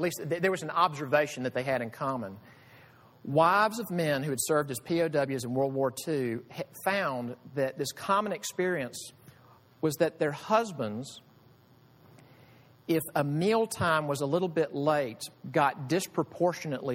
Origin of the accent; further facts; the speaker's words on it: United States; I love being American. I am so thankful to be American